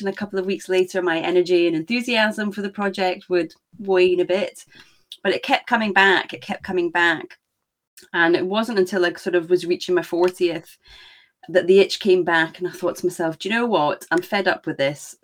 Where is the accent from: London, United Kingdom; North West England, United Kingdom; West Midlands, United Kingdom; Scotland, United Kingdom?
Scotland, United Kingdom; I am Scottish, as you can maybe tell. So I'm on the other side of the pond